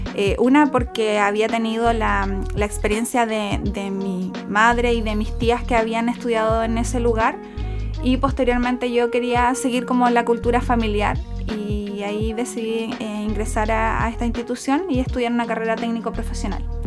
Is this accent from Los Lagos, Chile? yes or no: yes; Puerto Montt, Los Lagos, Chile; also born or lived in Río Grande, Argentina; soy de Puerto Montt, soy oriunda y nacida en la ciudad de Puerto Montt